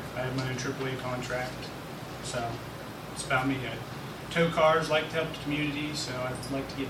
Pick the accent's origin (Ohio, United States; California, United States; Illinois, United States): Ohio, United States; Thornville; also born or lived in Johnstown, Ohio; I was born and raised around Thornville. I spent most of my life in Thornville, graduated from Sheridan High School and C-Tech.